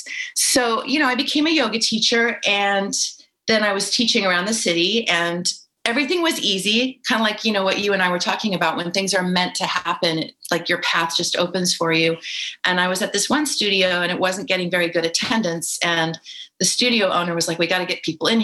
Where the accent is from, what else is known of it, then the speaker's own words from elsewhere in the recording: California, United States; I grew up in California in the 70s